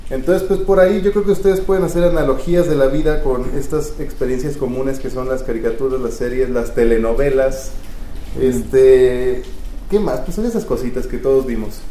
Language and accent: Spanish; Mexico; crecimos jugando tazos en México